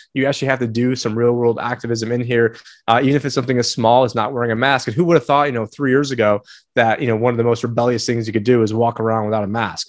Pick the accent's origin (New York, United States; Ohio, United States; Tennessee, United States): New York, United States; moved away; I was born in New York